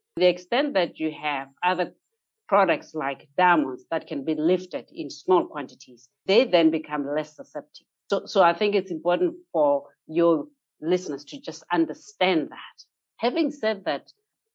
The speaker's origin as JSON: {"language": "English", "country": "Botswana", "said": "here in my home country, Botswana."}